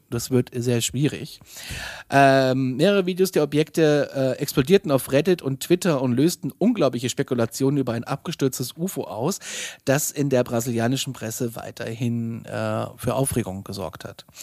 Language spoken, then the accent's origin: German; Gudensberg, Hesse, Germany; Ich bin aus dem Ortsteil Gudensberg Maden.